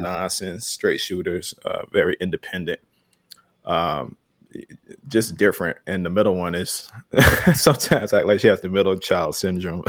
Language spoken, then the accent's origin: English; Chicago, Illinois, United States; I was that kid growing up in Chicago